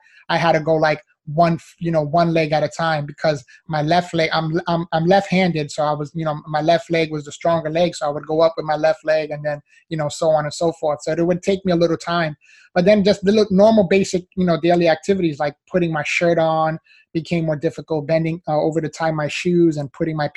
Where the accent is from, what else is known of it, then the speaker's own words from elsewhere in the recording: New York City, New York, United States; moved away as an adult; now in Miami, United States; I was originally born and raised in the Bronx, New York. So, you know, I'm a city boy, was there up until I was 22 years old